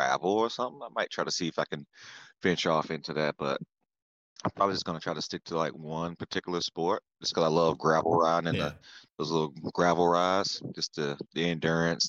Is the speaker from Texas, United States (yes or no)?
no; Florida, United States; accent: Southern; now in California, United States; I'm from Florida